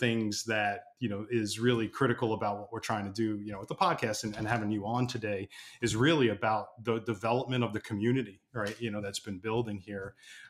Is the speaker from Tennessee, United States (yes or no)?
no; New York, United States; now in Raleigh, United States; I'm a New Yorker by trade.